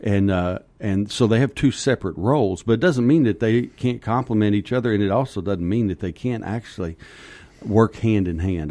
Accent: Kentucky, United States; moved away as an adult; also born or lived in Texas; now in Arizona, United States; I grew up in Kentucky, and, uh, lived there. I think I was twenty-one

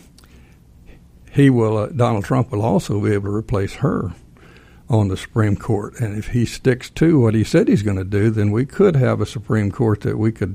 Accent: Texas, United States; now in Georgia, United States; I'm from Texas. I moved here in 78

